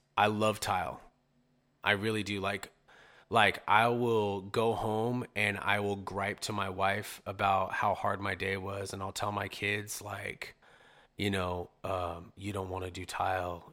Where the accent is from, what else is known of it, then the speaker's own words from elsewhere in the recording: Modesto, California, United States; also born or lived in San Jose / Ceres; I was born in San Jose, but I'm a Modesto, I'm a Modesto kid for sure.